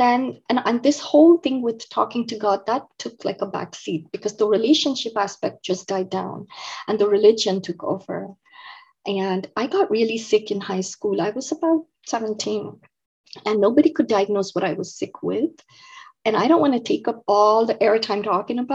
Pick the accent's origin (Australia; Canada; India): India; moved away as an adult; now in United States; I grew up in India. So I was born and raised in India. I moved to the United States when I was 19 years old.